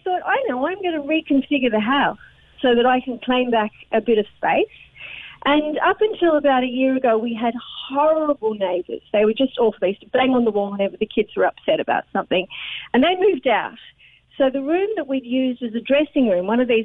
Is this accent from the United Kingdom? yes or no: no; Australia; now in Ireland; I'm Australian